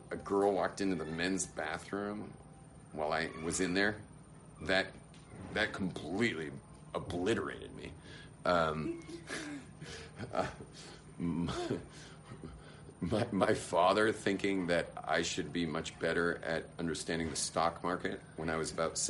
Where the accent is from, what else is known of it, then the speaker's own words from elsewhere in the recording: Los Angeles, California, United States; I was raised in West